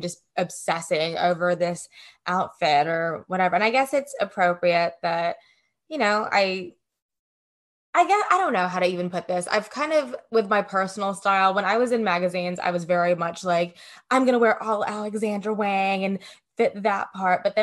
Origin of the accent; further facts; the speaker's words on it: Greenville, Mississippi, United States; now in Los Angeles, United States; Growing up in Greenville, Mississippi, there's not a lot to do in that town